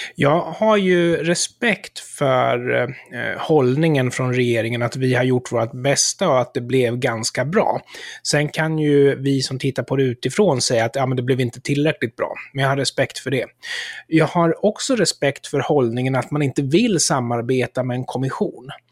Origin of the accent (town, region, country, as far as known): Sweden